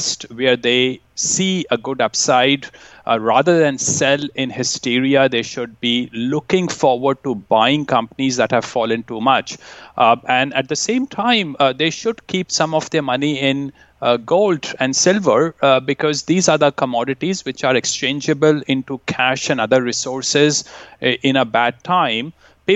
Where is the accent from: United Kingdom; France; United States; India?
India; now in Vancouver, Canada; I grew up in India